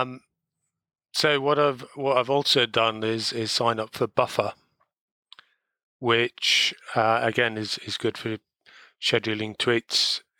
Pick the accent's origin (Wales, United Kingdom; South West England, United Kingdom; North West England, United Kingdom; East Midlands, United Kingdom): Wales, United Kingdom; being Welsh